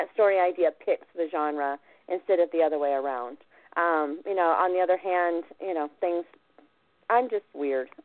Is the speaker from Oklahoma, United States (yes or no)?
yes; Oklahoma, United States; I was born in Oklahoma to an Okie father